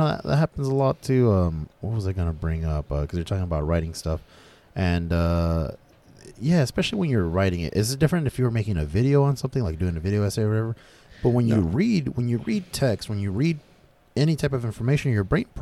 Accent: United States; we, as Americans, you know, we're all American, right?

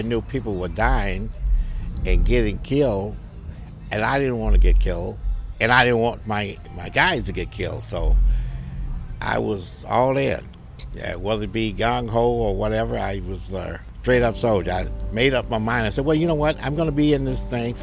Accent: Mississippi, United States; I'm from Mississippi

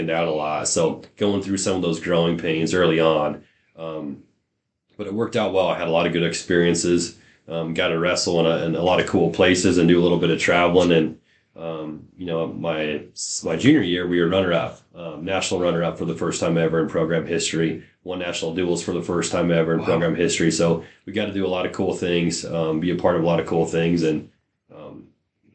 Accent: Clarks, Nebraska, United States; also born or lived in Kearney, Nebraska; now in York, United States; a small town guy growing up in Clark's

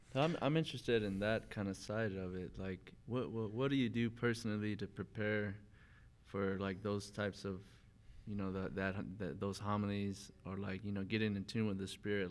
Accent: Amarillo, Texas, United States; moved away; It's my hometown

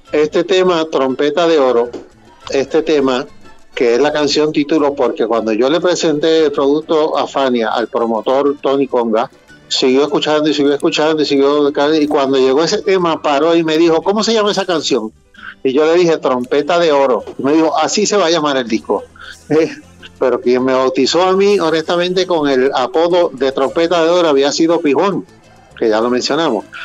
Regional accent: Puerto Rico; mi país Puerto Rico

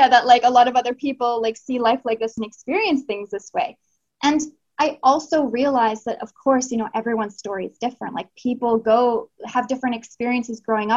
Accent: Canada; moved away as an adult; also born or lived in Australia; now in Chile; I'm in Chile right now. I'm from Canada. I've lived in Australia.

